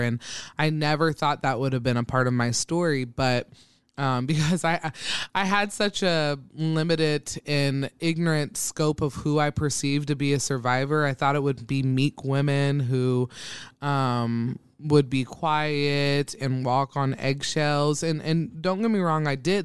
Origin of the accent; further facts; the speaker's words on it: Troy, Ohio, United States; moved away as an adult; also born or lived in Dayton, Ohio; now in Omaha, Nebraska, United States; I am from a small town called Troy, Ohio, um, where I was born and raised from the time I came out of my mother's womb to, I was, when I was eighteen, and then I moved to Dayton, Ohio